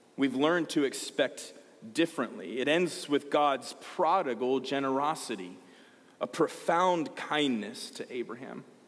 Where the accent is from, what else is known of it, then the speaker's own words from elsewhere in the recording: Georgia, United States; I'm from Georgia.